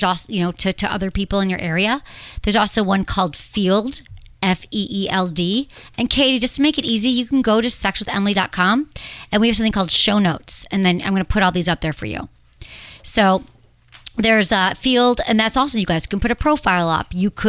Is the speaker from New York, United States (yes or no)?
no; Michigan, United States; In my home state.